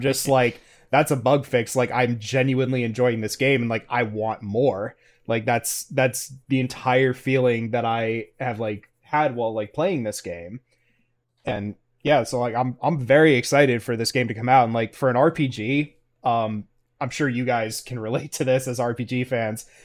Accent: North Carolina, United States; I'm from North Carolina

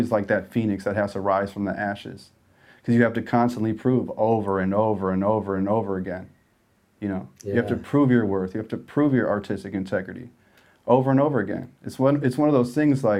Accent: Chicago, Illinois, United States; Chicago just really birthed that hustle, I think, in both of us

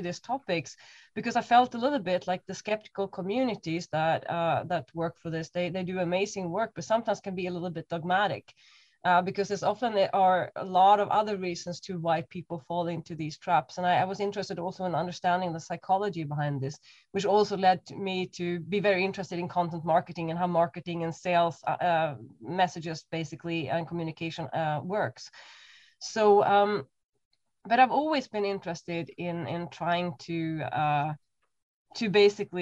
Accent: Stockholm, Stockholm County, Sweden; moved away as an adult; also born or lived in Cambridge; now in Berlin, Germany; I was born in Stockholm, up in the sort of mid to north. So I'm coming from very cold conditions.

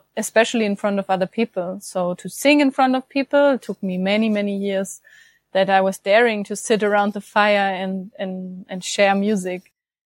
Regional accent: Germany; I'm from Germany

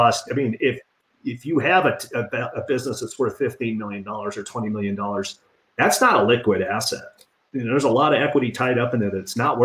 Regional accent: Detroit, Michigan, United States; moved away; I'm from Detroit originally

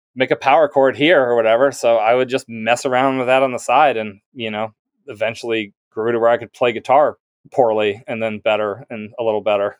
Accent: near Mobile, Alabama, United States; moved away as an adult; also born or lived in Massachusetts / Philadelphia; now in Philadelphia suburbs, United States; I grew up in Alabama, like, all, all my eighteen years, and then I went to college in Massachusetts

